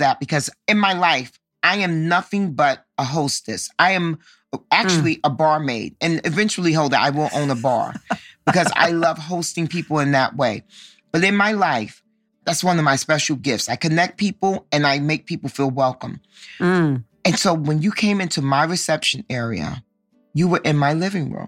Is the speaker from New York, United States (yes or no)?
yes; New York City, New York, United States; I grew up in Harlem. And for your listeners who may not know, Harlem is a part of Manhattan